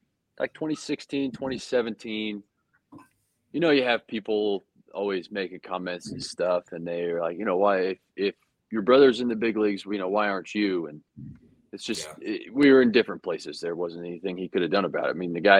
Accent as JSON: {"language": "English", "town": "Littleton", "region": "Colorado", "country": "United States", "also_born_or_lived": "Kentucky", "moved": "as an adult", "said": "from Littleton, Colorado"}